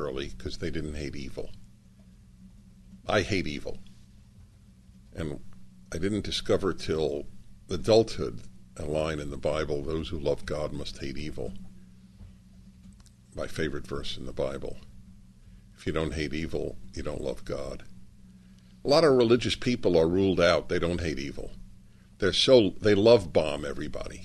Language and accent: English; New York, United States; Jewish kid growing up in New York, going to Columbia